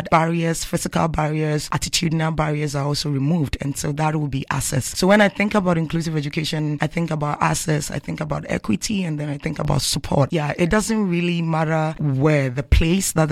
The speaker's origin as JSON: {"language": "English", "country": "Ghana", "moved": "as an adult", "lives_now": "Canada", "said": "I'm coming from Canada and I'm also Ghanaian. I'm part of them"}